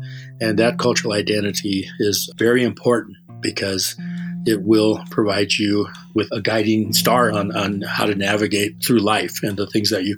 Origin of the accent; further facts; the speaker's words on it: Yankton Sioux Reservation, South Dakota, United States; I was born and raised in South Dakota on the Yankton Sioux Reservation. And I was in the 60s, totally dating myself. We grew up in a house, my grandpa's house, and my grandma's house